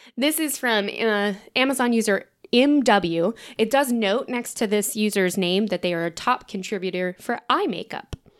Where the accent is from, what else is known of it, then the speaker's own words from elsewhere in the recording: Tennessee, United States; we're from Tennessee